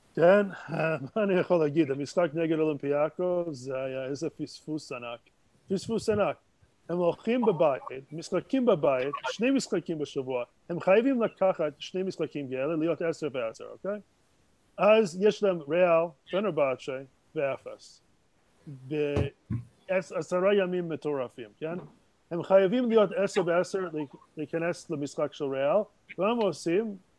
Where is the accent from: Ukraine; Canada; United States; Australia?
Canada; Montreal, Quebec; Hebrew is a second language; moved away as an adult; now in Jerusalem, Israel; נולדתי במונטריאל